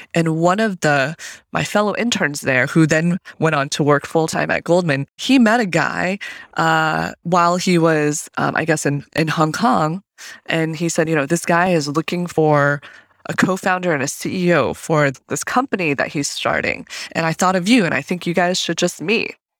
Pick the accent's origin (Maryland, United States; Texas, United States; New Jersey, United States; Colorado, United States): Colorado, United States; Fort Collins; moved away as an adult; also born or lived in Zhenjiang, Jiangsu, China / Berkeley, California; So I grew up for the, you know, my early American years, I guess, in Fort Collins, Colorado.